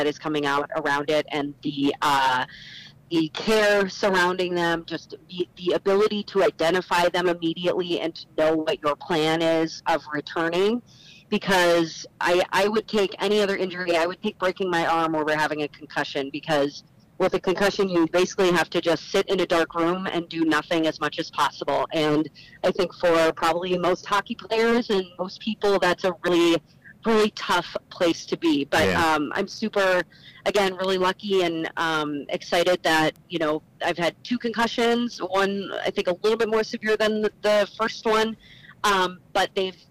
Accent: St. Paul, Minnesota, United States; I grew up in St. Paul, so I've spent a lot of my life here

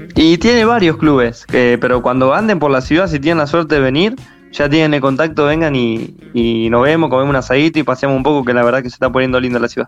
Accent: San Nicolás de los Arroyos, Buenos Aires Province, Argentina; Somos de San Nicolás de los Arroyos

